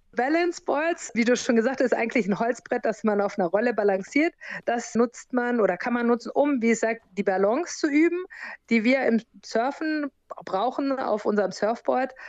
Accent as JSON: {"language": "German", "country": "Germany", "tie": "born or raised there", "also_born_or_lived": "United States", "moved": "as an adult", "lives_now": "Fuerteventura, Spain", "said": "Ich bin in Amerika geboren und bin in Deutschland aufgewachsen und zur Schule gegangen"}